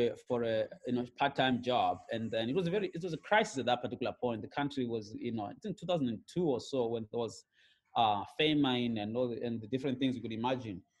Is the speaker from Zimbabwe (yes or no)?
yes; Gokwe, Midlands, Zimbabwe; also born or lived in Hwange, Zimbabwe; we moved to the rural areas in a place called Gokwe, in the Midlands. And, you know, I grew up herding cattle